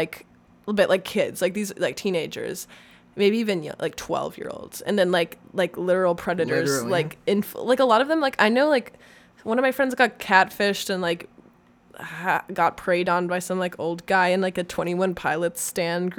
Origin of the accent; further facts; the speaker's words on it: Minneapolis, Minnesota, United States; I'm from Minneapolis